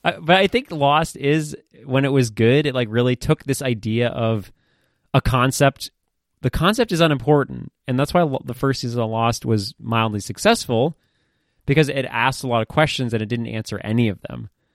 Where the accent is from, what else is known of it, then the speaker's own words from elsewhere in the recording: Maine, United States; I grew up in Maine. It's a pretty fucking terrible place to grow up.